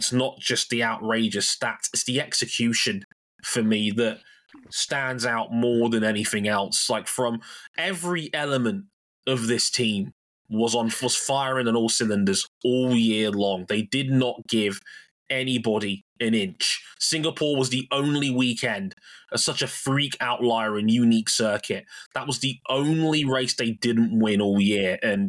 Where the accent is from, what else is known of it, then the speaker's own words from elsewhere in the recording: Jamaica; It reminded me of, and as a Jamaican, this means a lot to me, Berlin 2009